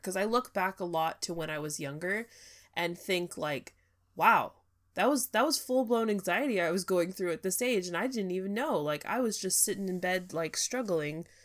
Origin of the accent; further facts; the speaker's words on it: California, United States; moved away; I'm from California